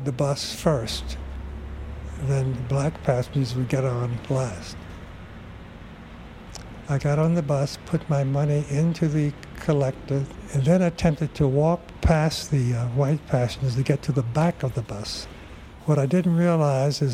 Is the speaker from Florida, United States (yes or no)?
yes; Miami, Florida, United States; moved away; also born or lived in Jacksonville, Florida / Idaho; Originally, I'm from Florida. Born in Jacksonville, reared in both Jacksonville and in Miami. Primarily in the Everglades section, a part outside of Miami